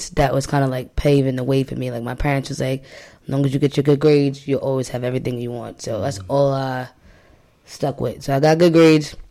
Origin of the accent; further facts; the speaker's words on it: Long Island, New York, United States; I grew up in Long Island, New York